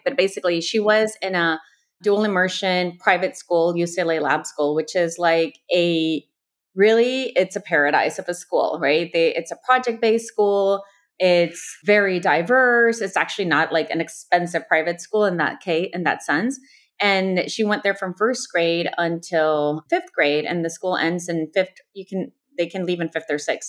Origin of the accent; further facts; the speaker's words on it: El Salvador; also born or lived in Houston, Texas, United States / Mexico; now in Los Angeles, United States; I was born in Houston, two padres from El Salvador, my mom and my dad. My dad still lives in Houston. My mom moved back to El Salvador when I was six, so I grew up a proud salvadoreña